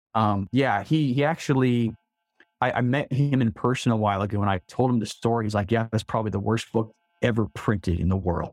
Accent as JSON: {"language": "English", "town": "Salt Lake City", "region": "Utah", "country": "United States", "tie": "born or raised there", "said": "I was born and raised in Salt Lake City"}